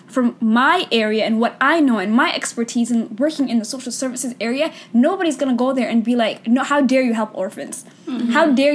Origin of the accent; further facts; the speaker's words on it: United States; we're from the West, we're from America